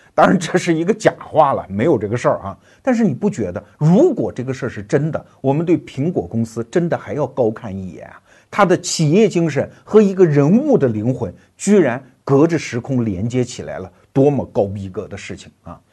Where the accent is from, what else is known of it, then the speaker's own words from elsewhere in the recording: China; 我们中国人